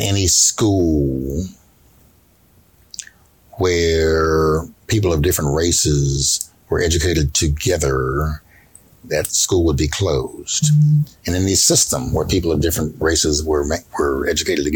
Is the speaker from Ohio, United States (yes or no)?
yes; Ohio, United States; I grew up in Ohio